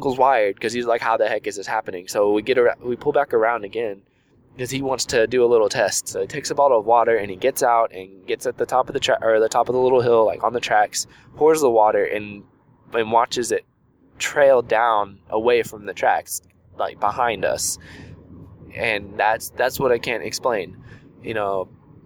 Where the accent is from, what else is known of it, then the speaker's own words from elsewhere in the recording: Houston, Texas, United States; I grew up in Houston